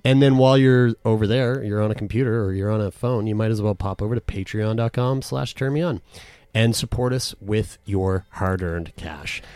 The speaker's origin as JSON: {"language": "English", "country": "Canada", "said": "we're from Canada."}